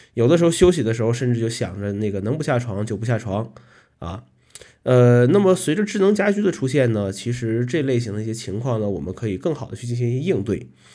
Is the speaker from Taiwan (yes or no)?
no; Northeast China, China; moved away as an adult; now in Kunming, China; 从小生活在这个东北地区